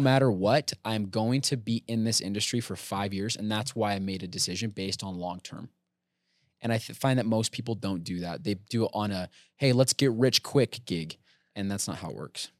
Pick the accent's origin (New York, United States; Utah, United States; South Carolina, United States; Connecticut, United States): Utah, United States; American Fork; Born and raised in American Fork.